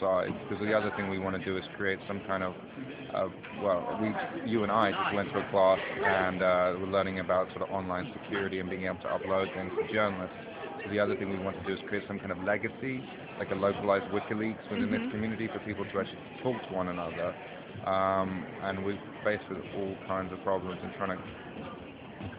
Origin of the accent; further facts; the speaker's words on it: London, United Kingdom; I'm from South London